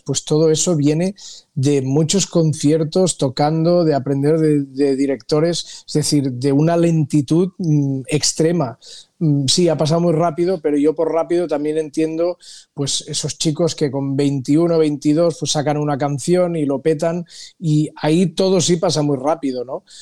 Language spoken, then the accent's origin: Spanish; Costa Brava, near Cap de Creus, Catalonia, Spain; moved away; also born or lived in Los Angeles, United States; yo que soy del norte, de la Costa Brava, de cerca del, Cap de Creus